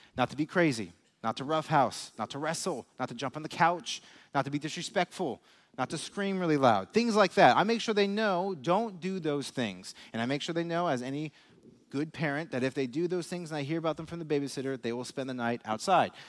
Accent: Las Vegas, Nevada, United States; moved away as an adult; now in Lee's Summit, United States; I'm from Las Vegas

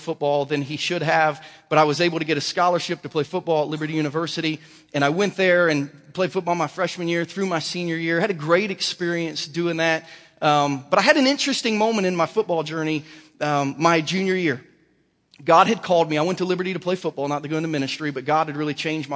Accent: Southern Ohio, United States; now in Lee's Summit, United States; growing up in Southern Ohio

